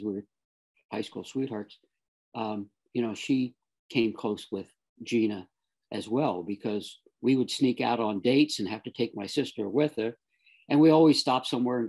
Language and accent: English; South Florida, United States; I grew up in South Florida